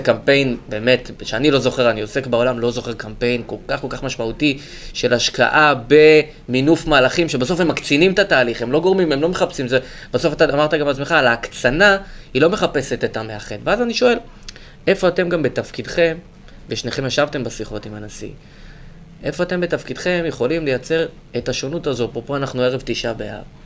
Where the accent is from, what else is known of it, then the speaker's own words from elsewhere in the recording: Gush Katif, Gaza Strip, Palestine; moved away; גדלתי בגוש קטיף